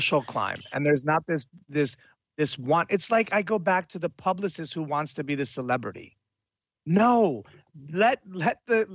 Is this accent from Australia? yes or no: no; Italy; moved away; I grew up in Italy as well